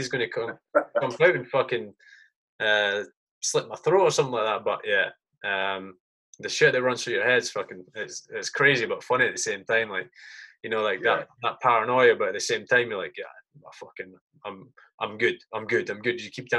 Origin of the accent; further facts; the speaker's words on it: United Kingdom; as a Brit, you're looking at that thinking, that's fucking gold dust.